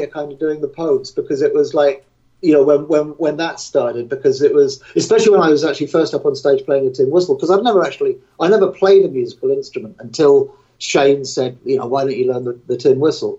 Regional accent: England, United Kingdom; I'm English

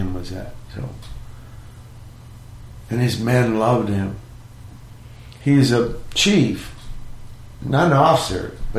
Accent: Norfolk, Virginia, United States; also born or lived in Portsmouth, Virginia; now in San Pedro, United States; I lived in Norfolk. I was born in Portsmouth.

